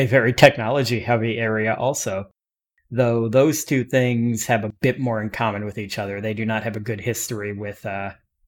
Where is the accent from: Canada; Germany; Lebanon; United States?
United States; Central Florida; I am from Central Florida